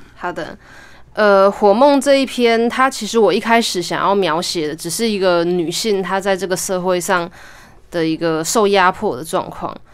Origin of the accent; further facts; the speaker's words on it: Taitung County, Taiwan; moved away as an adult; 我就回到我的故乡台东，然后在那边读那个台东大学的儿童文学研究所